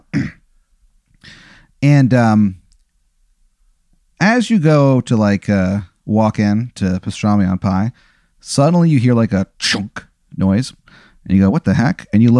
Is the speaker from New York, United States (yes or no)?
no; Dupo, Illinois, United States; I'm a comedian. I'm from Dupo, Illinois.